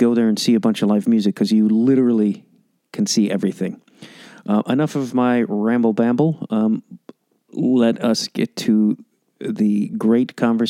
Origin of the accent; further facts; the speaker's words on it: Chicago, Illinois, United States; now in Los Angeles, United States; Chicago, my hometown.